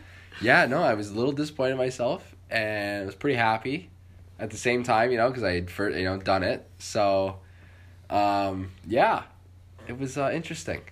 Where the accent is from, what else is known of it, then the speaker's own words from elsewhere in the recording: San Jose, California, United States; also born or lived in Los Gatos; I was born in San Jose